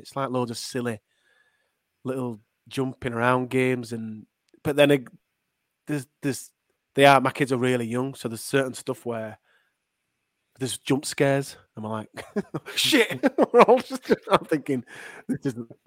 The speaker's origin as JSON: {"language": "English", "town": "Leeds", "region": "Yorkshire and the Humber", "country": "United Kingdom", "accent": "Leeds", "said": "I'm from Leeds. I'm from Unslet in Leeds"}